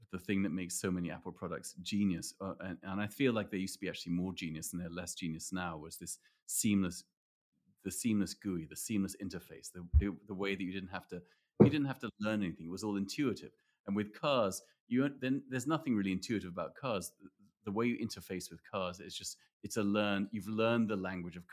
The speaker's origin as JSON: {"language": "English", "region": "England", "country": "United Kingdom", "said": "as an English person"}